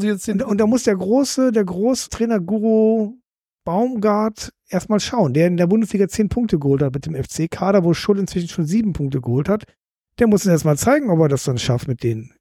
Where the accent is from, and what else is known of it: Cologne, North Rhine-Westphalia, Germany; now in Hamburg, Germany